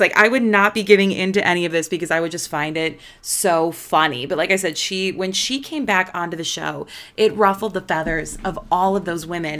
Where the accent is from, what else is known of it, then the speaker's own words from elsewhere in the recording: Midwest, United States; I'm just from the Midwest